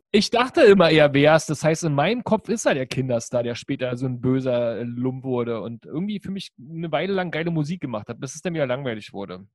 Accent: East Germany, Germany; bei uns in der DDR

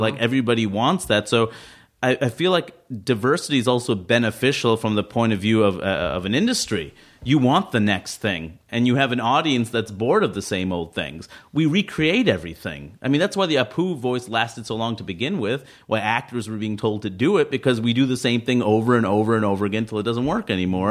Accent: New York City, New York, United States; I grew up in Queens

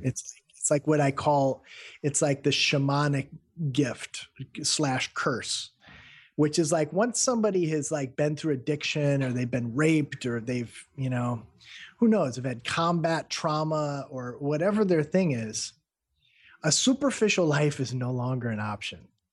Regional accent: Midwestern United States, United States; also born or lived in Peoria; I'm from the Midwestern United States

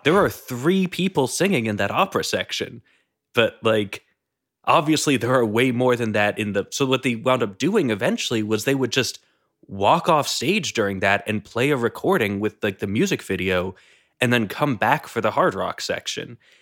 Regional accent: New England, United States; I grew up in New England

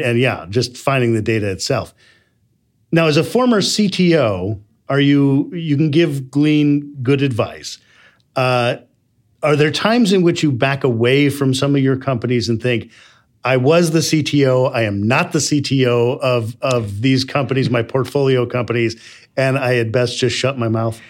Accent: Midwest, United States; I'm from the Midwest

